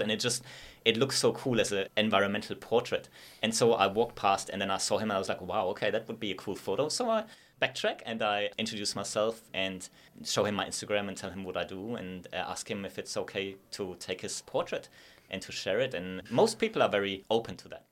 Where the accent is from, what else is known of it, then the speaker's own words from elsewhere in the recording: Sindelfingen, Baden-Württemberg, Germany; English is a second language; moved away as an adult; also born or lived in Innsbruck, Austria; now in Gold Coast, Australia; I'm from a place called Zindutingen. It's like the home of Mercedes